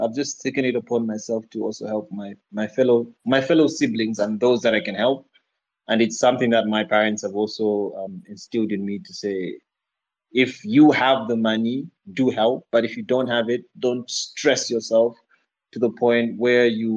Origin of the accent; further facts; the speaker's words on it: Zambia; I'm from Zambia